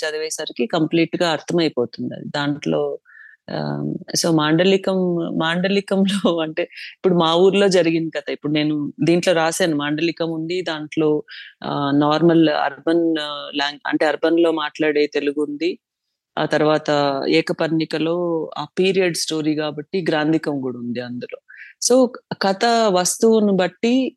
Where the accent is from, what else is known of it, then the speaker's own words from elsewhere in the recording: Chittoor, Andhra Pradesh, India; moved away as an adult; also born or lived in Tirupati; now in Bengaluru, India; నేను చిత్తూరులోనే పుట్టి పెరిగినాను